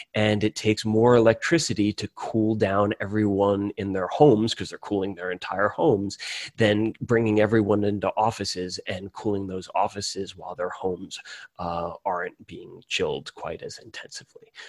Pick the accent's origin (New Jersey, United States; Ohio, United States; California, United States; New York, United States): New York, United States; Hudson Valley; moved away as an adult; also born or lived in Cambridge, Massachusetts; now in Chicago, United States; I'm from the Hudson Valley in New York, about halfway between Albany and New York City.